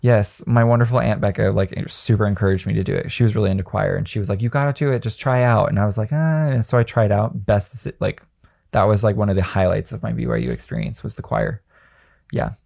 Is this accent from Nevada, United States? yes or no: yes; Las Vegas, Nevada, United States; I grew up in Las Vegas, at a high school full of horny teenagers